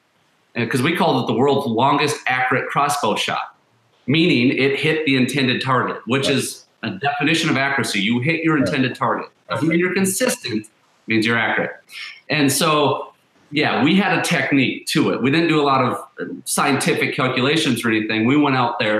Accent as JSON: {"language": "English", "town": "Alexandria", "region": "Minnesota", "country": "United States", "said": "We're actually west central. So kind of that Alexandria"}